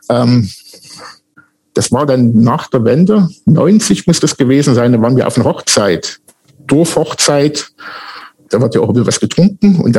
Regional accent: Saxony, Germany; Und da mein Ort, wo ich groß geworden bin, neben Wernesgrün war, sind wir eigentlich mit Wernesgrüner Bier groß geworden.

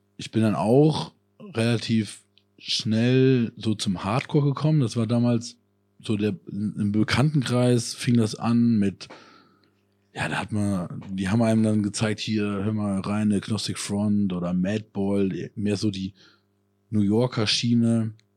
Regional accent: Koblenz area, Rhineland-Palatinate, Germany; moved away; Konzerte in meiner alten Heimat, da waren wir in Koblenz

